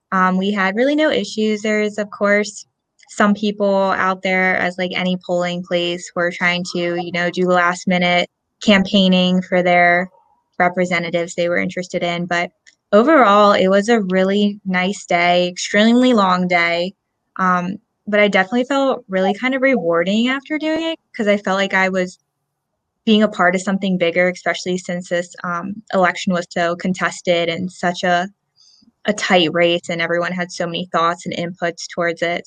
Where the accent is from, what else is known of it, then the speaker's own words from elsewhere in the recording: Lansdale, Pennsylvania, United States; moved away as an adult; now in Salisbury, United States; I am originally from Lansdale, Pennsylvania